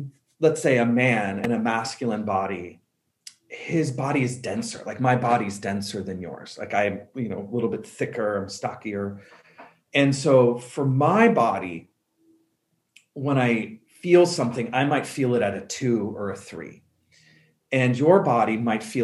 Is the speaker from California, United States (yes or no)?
no; Colorado, United States; I'm from Colorado